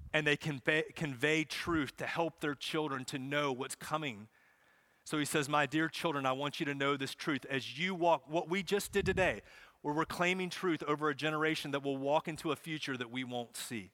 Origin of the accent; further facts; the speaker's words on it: Charlotte, North Carolina, United States; I grew up in Charlotte, so I grew up watching races, going to races